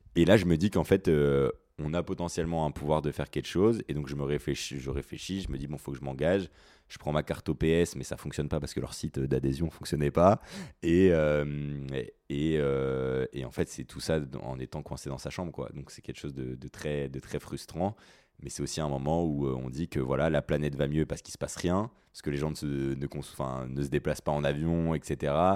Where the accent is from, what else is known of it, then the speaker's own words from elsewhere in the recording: Mulhouse, Grand Est, France; moved away as an adult; now in Paris, France; je suis alsacien, euh, je viens de, Mulhouse et je suis actuellement étudiant à Paris